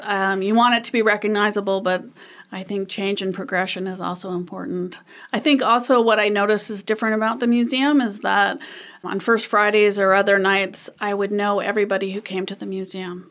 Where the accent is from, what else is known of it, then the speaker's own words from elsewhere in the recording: Anchorage, Alaska, United States; I grew up in Anchorage